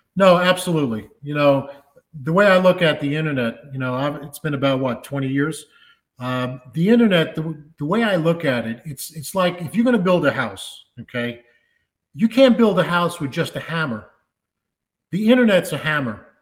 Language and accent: English; New York City, New York, United States; I grew up in the Bronx